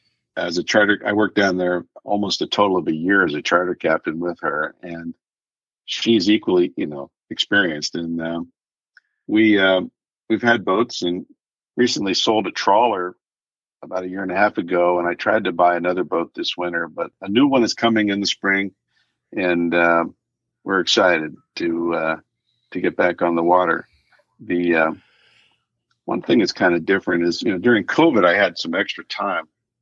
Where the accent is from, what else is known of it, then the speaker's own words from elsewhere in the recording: Midwest, United States; Even though I grew up in the Midwest, I ran away from home to do that.